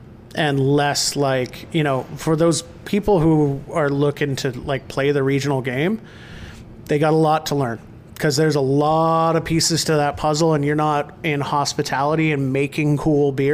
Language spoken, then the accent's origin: English; Rossland, British Columbia, Canada; moved away; my hometown, which is Rosslyn, BC